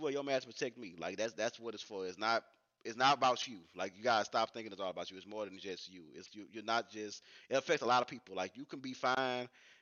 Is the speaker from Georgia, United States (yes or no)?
no; Louisiana, United States; I'm from Louisiana